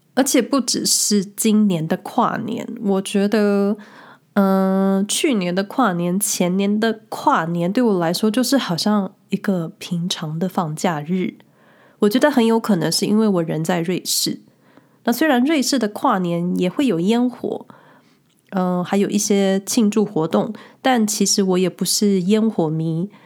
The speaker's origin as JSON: {"language": "Chinese", "country": "Taiwan", "moved": "yes", "lives_now": "Switzerland", "said": "之前回台湾的时候"}